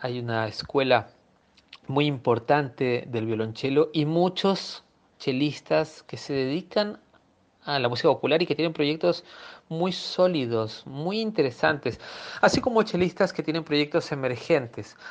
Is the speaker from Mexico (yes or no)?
no; Peru; moved away as an adult; also born or lived in Buenos Aires, Argentina; now in Argentina; Nací en Perú y en el año 93 me trasladé a Buenos Aires para mm, estudiar en el Conservatorio Nacional.